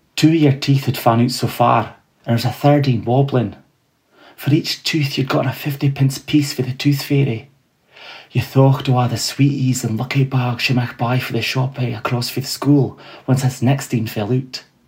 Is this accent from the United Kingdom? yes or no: yes; Fraserburgh, Scotland, United Kingdom; also born or lived in Peterhead; growing up in the Broch and Peterhead